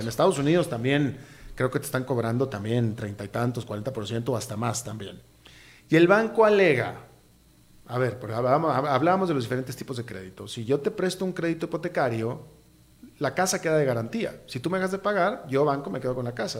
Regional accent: Costa Rica; ni como tico

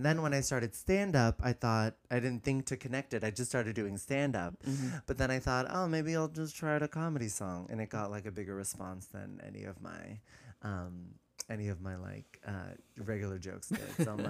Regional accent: California, United States; I grew up in the Bay, San Francisco Bay Area.

